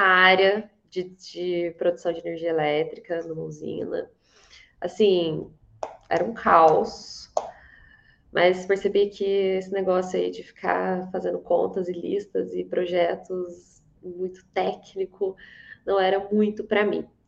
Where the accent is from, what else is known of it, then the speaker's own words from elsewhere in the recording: Varginha, Minas Gerais, Brazil; De Minas. de Varginha